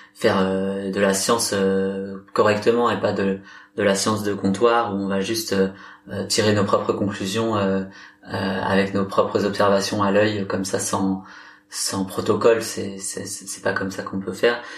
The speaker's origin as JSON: {"language": "French", "region": "Brittany", "country": "France", "said": "je suis, je suis breton"}